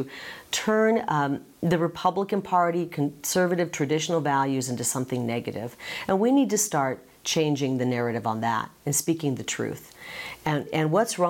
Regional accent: Midwest, United States; now in Arizona, United States; growing up in the Midwest in a big family

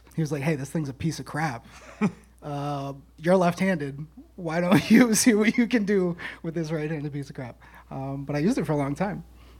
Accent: New Bedford, Massachusetts, United States; also born or lived in Somerset, Massachusetts; I was born in New Bedford, Mass, but mm-hmm. I moved to Somerset about middle school

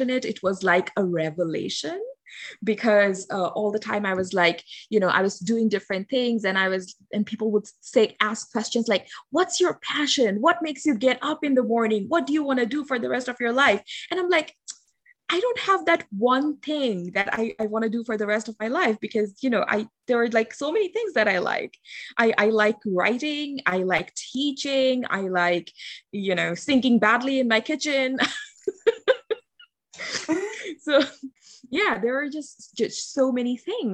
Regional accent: Bangladesh; English is a second language; I am from Bangladesh

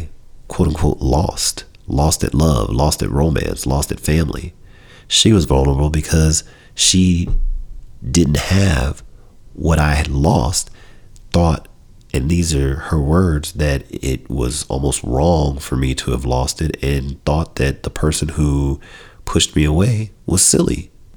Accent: Chicago, Illinois, United States; we're both from Chicago

